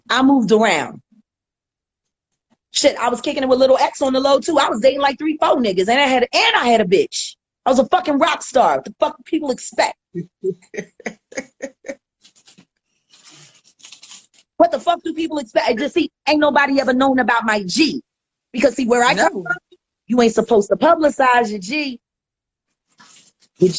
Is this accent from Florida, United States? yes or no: no; Philadelphia, Pennsylvania, United States; I'm from Richard Allen. I'm from North Philly